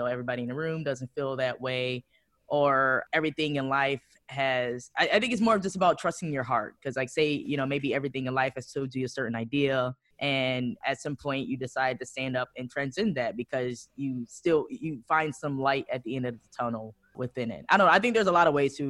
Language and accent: English; Detroit, Michigan, United States; now in Amsterdam, Netherlands; I'm from Detroit. It's my hometown.